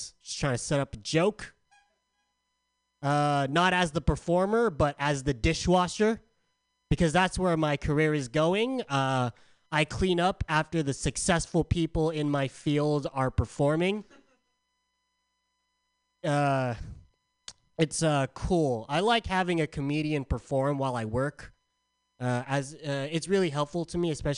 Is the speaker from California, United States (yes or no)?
yes; San Diego, California, United States; now in Bay Area, United States; I'm from San Diego.